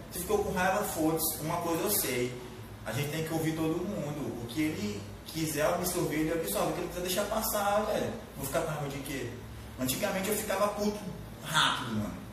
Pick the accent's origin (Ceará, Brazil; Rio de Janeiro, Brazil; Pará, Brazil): Pará, Brazil; Marabá; Nasci e me criei na Velha. Eu morei na Velha até. É, eu, morei, eu morei ali perto da, da Caixa Econômica hoje.